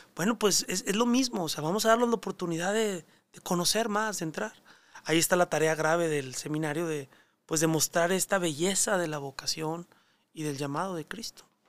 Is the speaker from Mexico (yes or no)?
yes; Monterrey, Nuevo León, Mexico; moved away; also born or lived in Mexico City; mi vocación está arraigada a mi terruño, a Monterrey, a mi familia. La experiencia de iglesia que yo viví en mi parroquia en Monterrey